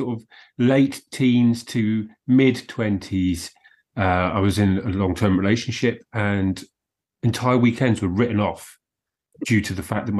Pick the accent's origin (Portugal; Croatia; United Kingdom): United Kingdom; Southampton, South East England; I was born in Southampton.